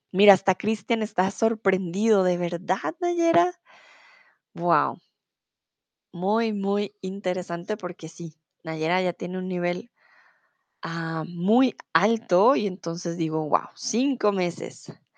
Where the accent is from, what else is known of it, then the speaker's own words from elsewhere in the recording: Bogotá, Colombia; now in Germany; soy de Colombia, de Bogotá, eh, comúnmente vivo en Alemania, ahora estoy aquí en Bogotá